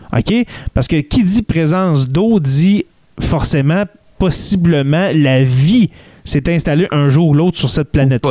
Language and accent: French; Abitibi, Quebec, Canada; On vient de l'Abitibi les deux